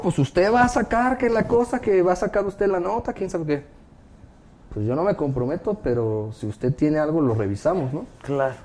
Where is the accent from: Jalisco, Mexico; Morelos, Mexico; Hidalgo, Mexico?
Jalisco, Mexico; Guadalajara; yo soy de Guadalajara, ella también